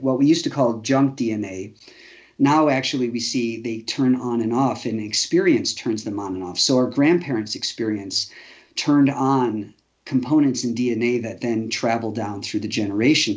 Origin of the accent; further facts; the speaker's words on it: Chicago, Illinois, United States; I grew up fairly safe in Chicago